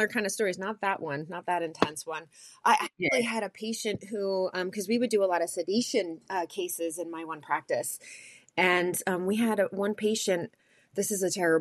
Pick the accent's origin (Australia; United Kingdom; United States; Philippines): United States